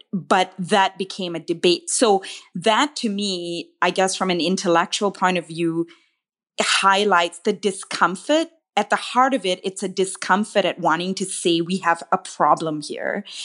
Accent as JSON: {"language": "English", "country": "Malaysia", "tie": "born or raised there", "moved": "yes", "lives_now": "Canada", "said": "I didn't grow up here, I grew up in Malaysia"}